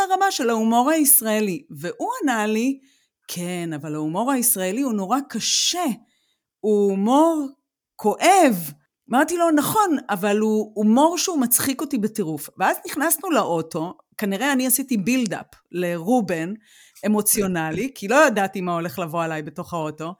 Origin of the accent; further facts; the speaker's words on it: Israel; moved away as an adult; now in Germany; גם נולדנו בישראל